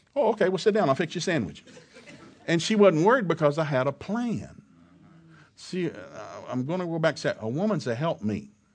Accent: the South, United States; Now, I grew up in the South.

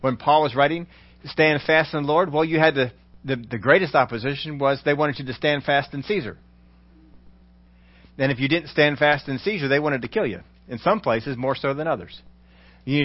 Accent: United States; We're all Americans.

